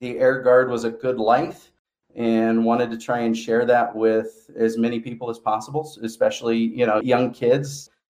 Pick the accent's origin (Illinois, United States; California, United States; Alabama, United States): California, United States; Modesto; moved away as an adult; also born or lived in Bay Area, California; now in Sparks, United States; I was born and raised in the Central Valley, Modesto, California